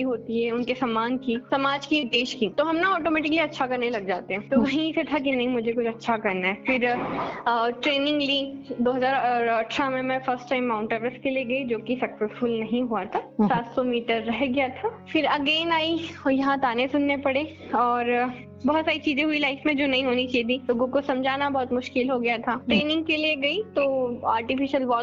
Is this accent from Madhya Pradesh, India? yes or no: yes; Bhojnagar, Madhya Pradesh, India; और मैं मध्य प्रदेश में सीहोर जिला है सीहोर जिले में एक छोटा सा गाँव गांव है भोजनगर प्रॉपर मैं वहाँ से हूँ पापा खेती बाड़ी करते हैं